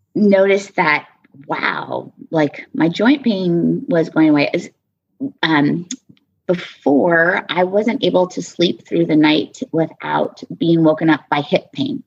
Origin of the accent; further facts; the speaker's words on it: Southwest, United States; also born or lived in Texas / New Mexico / Arizona; I'm from the Southwest, um, born and raised Texas, New Mexico, Arizona